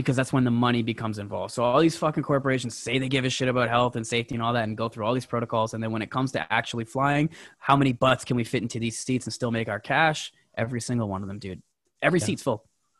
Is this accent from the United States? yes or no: no; Canada; And I got to say this as a Canadian.